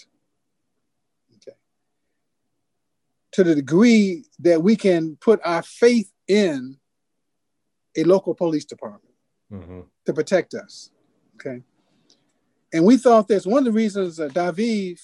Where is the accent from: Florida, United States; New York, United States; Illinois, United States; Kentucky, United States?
Illinois, United States; Chicago; Because I'm in Chicago. I grew up in Chicago.